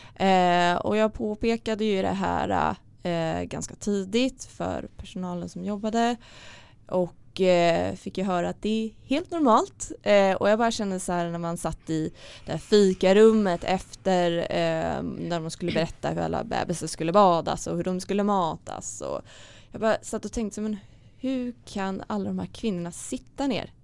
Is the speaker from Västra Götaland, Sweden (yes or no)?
no; Stockholm, Stockholm County, Sweden; jag kommer från Stockholm